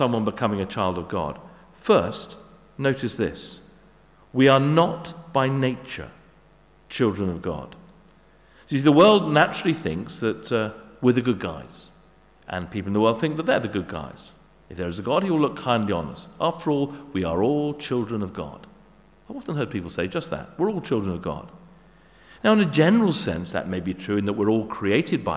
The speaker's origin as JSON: {"language": "English", "region": "England", "country": "United Kingdom", "said": "I'm English."}